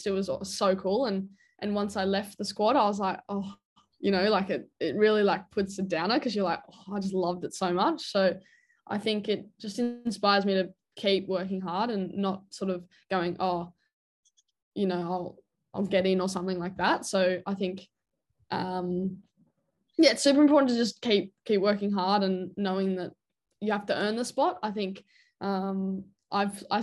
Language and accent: English; Australia; as an Australian